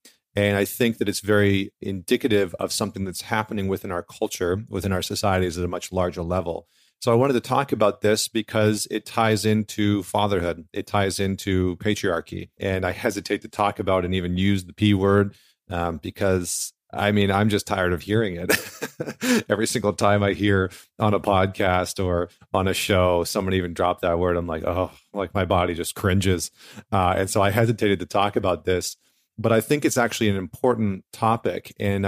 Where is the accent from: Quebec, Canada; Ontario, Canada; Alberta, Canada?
Alberta, Canada; here's this Canadian who actually grew up not too far from where I grew up in Northern Alberta.